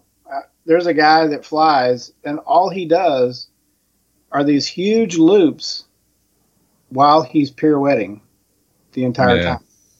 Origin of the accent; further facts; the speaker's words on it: Spring, Texas, United States; also born or lived in Phoenix; so I'm from Texas, Houston. Spring, to be more exact. And I haven't been here my whole life. I got here in 79. My parents are from here, but I came from Phoenix.